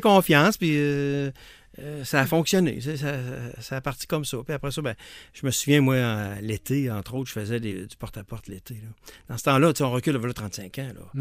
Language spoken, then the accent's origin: French; Lévis, Quebec, Canada; je viens de Lévis